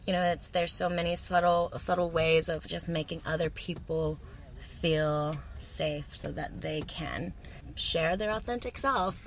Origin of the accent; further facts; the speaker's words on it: Texas, United States; now in New Zealand; I'm from Texas, so it's like not quite like well, it's the heart of Texas